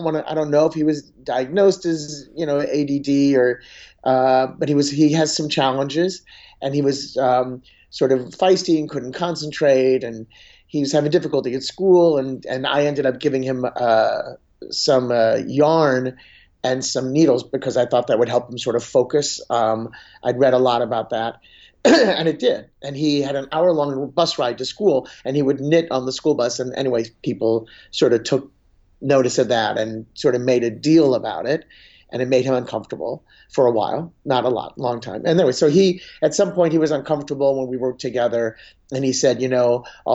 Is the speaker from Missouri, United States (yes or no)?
yes; St. Louis, Missouri, United States; moved away; I'm originally from St. Louis